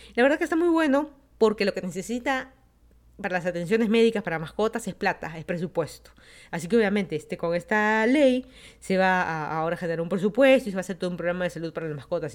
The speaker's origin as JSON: {"language": "Spanish", "region": "Lima", "country": "Peru", "also_born_or_lived": "Miami, United States / Virginia, United States", "moved": "as an adult", "lives_now": "Fairfax County, Virginia, United States", "said": "yo soy de Lima, Perú, me mudé a Estados Unidos, ya van a ser 5 años."}